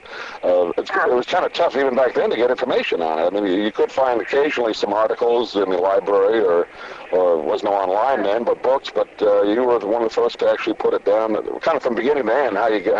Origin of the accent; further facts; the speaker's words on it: New York, United States; I grew up in New York